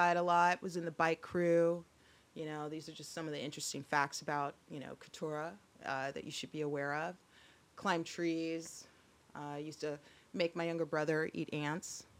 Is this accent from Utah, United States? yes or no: no; Salem, Oregon, United States; when I was little, I grew up in Salem, Oregon, and that is the capital of Oregon